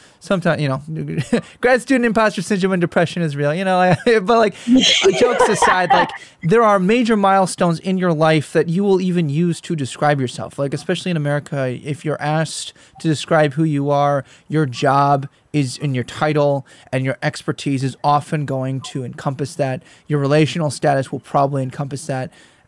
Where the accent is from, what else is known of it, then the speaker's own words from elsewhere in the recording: Midwest, United States; accent: Northern Midwestern; also born or lived in South; I grew up in the Midwest and then in the South, and now I'm back to the Midwest as I finish out my PhD.